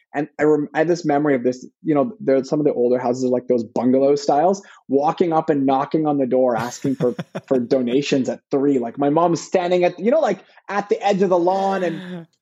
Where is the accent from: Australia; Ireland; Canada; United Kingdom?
Canada; Vancouver, British Columbia; I was born in Vancouver and in the kind of mid-80s